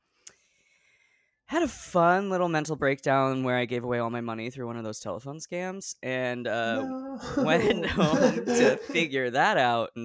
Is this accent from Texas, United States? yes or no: no; Oregon, United States; moved away as an adult; also born or lived in Rhode Island; now in New York, United States; I grew up in Oregon. We moved there when I was 5